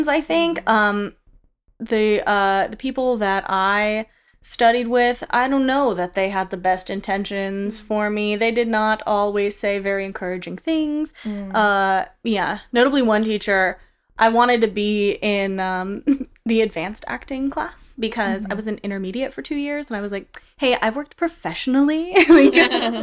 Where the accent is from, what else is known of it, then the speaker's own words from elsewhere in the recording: United States; I'm American